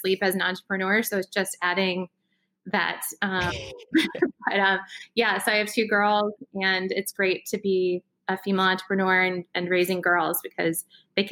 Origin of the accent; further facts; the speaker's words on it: Iowa, United States; I'm from Iowa originally.